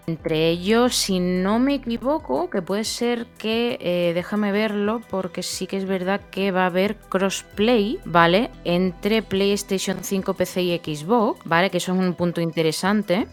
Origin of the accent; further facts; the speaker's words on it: Seville, Andalusia, Spain; yo vengo de Sevilla y aunque yo siempre he considerado que soy una persona que una sevillana que no es sevillana